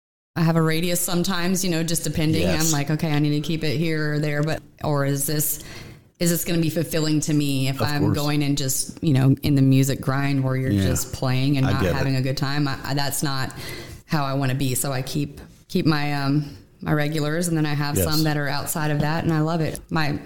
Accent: Georgia, United States; born there; also born or lived in North Carolina / Alaska; I was born in Georgia, and I lived in North Carolina, Alaska.

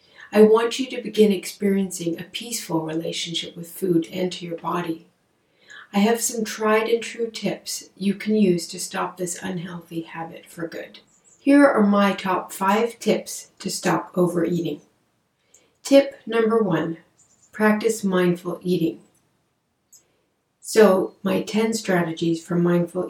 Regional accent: Canada; I'm a Canadian psychotherapist

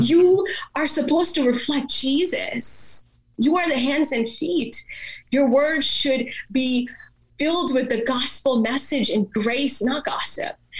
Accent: India; first language Malayalam; English is a second language; also born or lived in Dallas, Texas; now in United States; i was born in india so i grew up in the Indian culture.

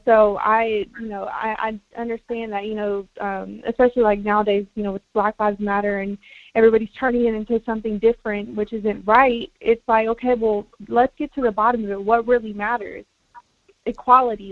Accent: United States; first language Spanish; English is a second language; a person that was born on this land on America, in america

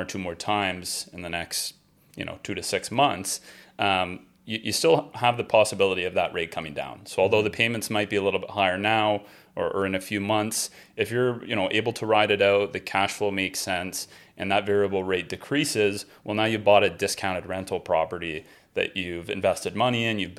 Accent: Hamilton, Ontario, Canada; I grew up there.

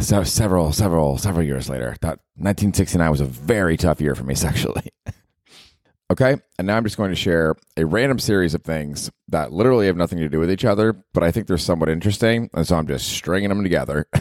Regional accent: Tampa, Florida, United States; now in New York, United States; I'm from Tampa

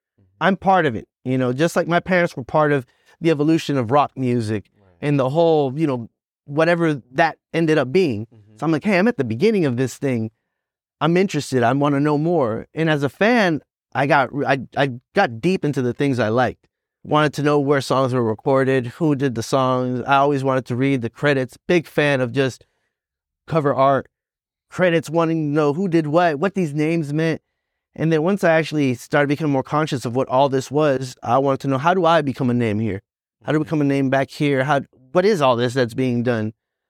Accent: Boston, Massachusetts, United States; born there; Yeah, I was born in Boston. That was fun. It was cold.

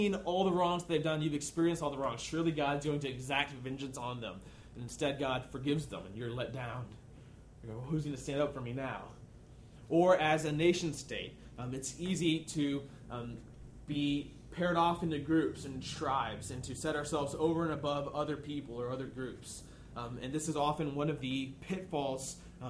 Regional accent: United States; as American Christians

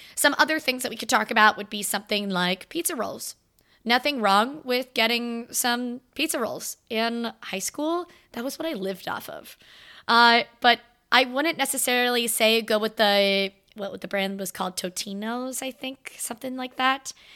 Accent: Florida, United States; now in Virginia, United States; I am from Florida.

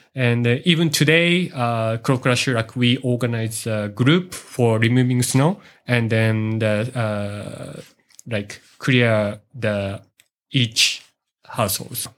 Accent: Yuzawa, Niigata, Japan; now in Matsunoyama, Japan; I'm from, uh, Ichikoyuzawa, uh, the next city

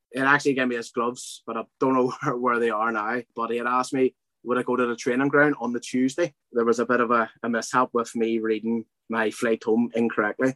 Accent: Belfast, Northern Ireland, United Kingdom; growing up in Belfast

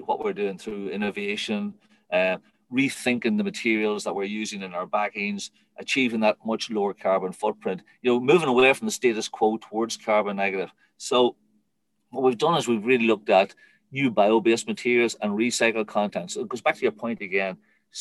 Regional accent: Ireland; being Irish

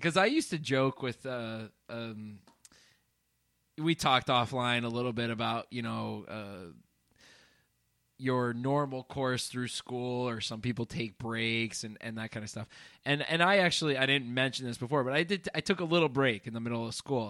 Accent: northeastern Pennsylvania, United States; swore I would not return to my hometown, and, and here I am in little, uh, northeastern Pennsylvania

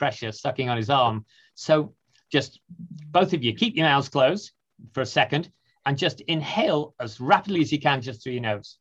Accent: United Kingdom; moved away; I'm from the UK originally

